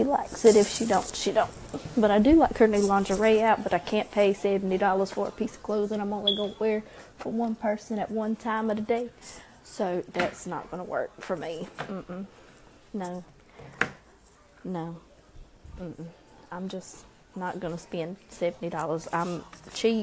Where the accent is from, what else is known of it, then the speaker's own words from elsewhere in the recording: Robeson County, North Carolina, United States; We're from Robeson County in North Carolina, one of the poorest counties in North Carolina